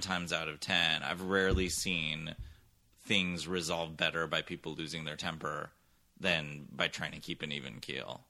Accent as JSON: {"language": "English", "area": "San Francisco Bay Area", "region": "California", "country": "United States", "tie": "born or raised there", "moved": "as an adult", "said": "I grew up mostly in the San Francisco Bay Area, where my dad taught theater and still does at San Francisco State"}